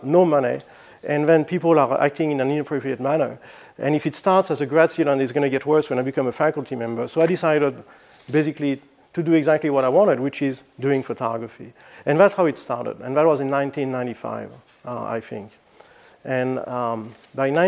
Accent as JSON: {"language": "English", "country": "France", "also_born_or_lived": "Flagstaff, Arizona, United States", "moved": "as an adult", "lives_now": "United States", "said": "I'm originally from France, and I moved to the United States in 1986 to go to school at NAU in Flagstaff."}